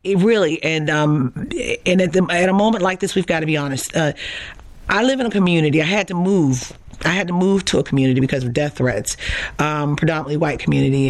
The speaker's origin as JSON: {"language": "English", "town": "Baltimore", "region": "Maryland", "country": "United States", "tie": "born or raised there", "said": "I grew up in Baltimore"}